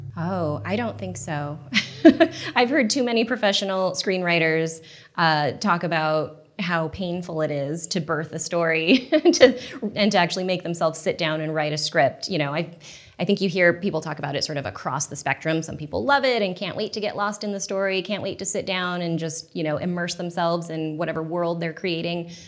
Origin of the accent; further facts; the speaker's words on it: Portland, United States; moved away as an adult; I grew up in Portland, and, um, when I moved back there after college